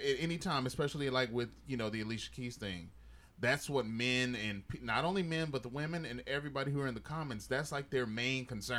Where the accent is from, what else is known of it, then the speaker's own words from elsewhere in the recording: the South, United States; I'm from the South, you know, where black Christians are